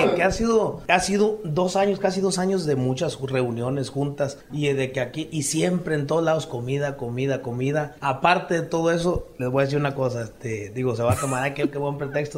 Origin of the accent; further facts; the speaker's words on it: Benito Juárez, Chiapas, Mexico; moved away as an adult; Yo estoy con mi papá allá en mi pueblo, en Benito Juárez, municipio de La Concordia